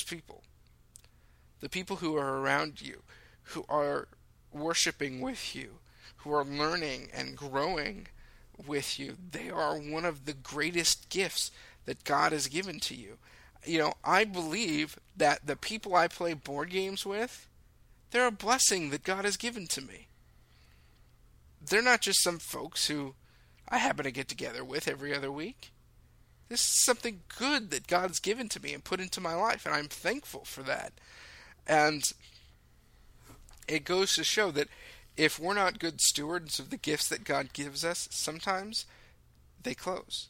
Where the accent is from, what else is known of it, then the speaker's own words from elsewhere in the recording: Lake Forest, California, United States; I grew up in the Saddleback Valley. I grew up in Lake Forest, where Saddleback Church is.